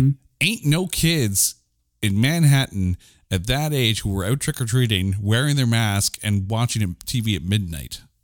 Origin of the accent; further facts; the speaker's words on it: Canada; I'm Canadian